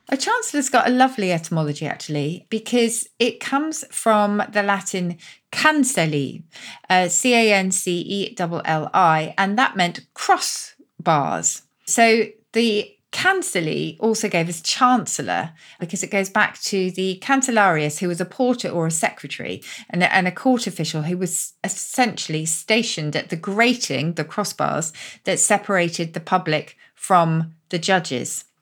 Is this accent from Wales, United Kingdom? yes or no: no; Oxford, South East England, United Kingdom; my hometown of Oxford